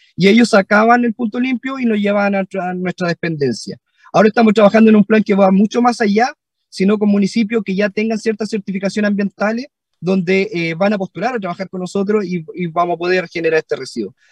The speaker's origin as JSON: {"language": "Spanish", "region": "southern Chile", "country": "Chile", "said": "dos cabros del sur, de un pueblo"}